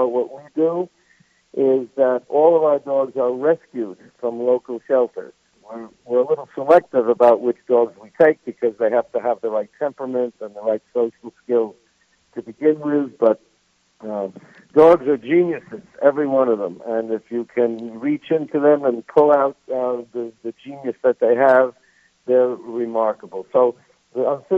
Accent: New York, United States; moved away as an adult; now in South Carolina, United States; I'm a New Yorker. Nobody can tell from my accent, I'm sure, but I am.

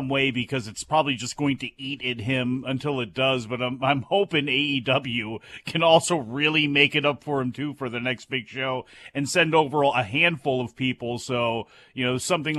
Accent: East Coast, United States; Bro, I'm from the East Coast, okay?

